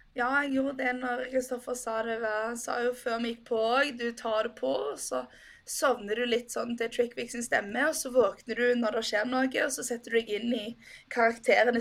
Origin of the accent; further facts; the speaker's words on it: Norway; som nordmann